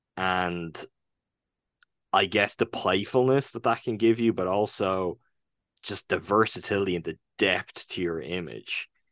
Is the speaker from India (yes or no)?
no; Ireland; first language English; even as an Irish person